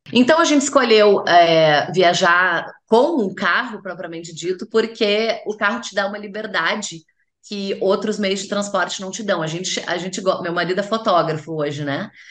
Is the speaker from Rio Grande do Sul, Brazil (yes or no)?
yes; Porto Alegre, Rio Grande do Sul, Brazil; eu sou natural de Porto Alegre